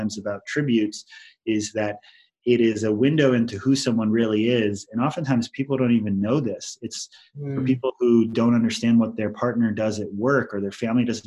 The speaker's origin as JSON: {"language": "English", "area": "Maui", "region": "Hawaii", "country": "United States", "said": "I am from Hawaii"}